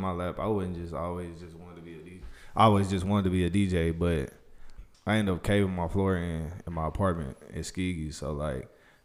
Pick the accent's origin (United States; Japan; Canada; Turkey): United States; Huntsville, Alabama; I'm from Huntsville